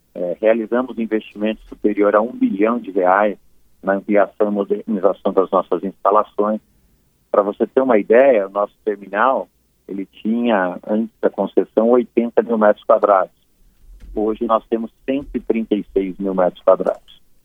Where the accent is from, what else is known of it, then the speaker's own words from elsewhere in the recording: Santo André, São Paulo, Brazil; moved away as an adult; also born or lived in Mexico / United States / England; now in Belo Horizonte, Brazil; eu sou paulista, né? Sou natural de Santo André, ABC paulista.